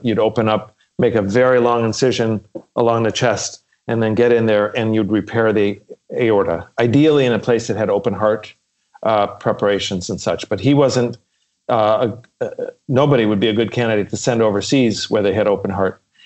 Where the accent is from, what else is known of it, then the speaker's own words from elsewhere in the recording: Chicago, Illinois, United States; we had a big family growing up in Chicago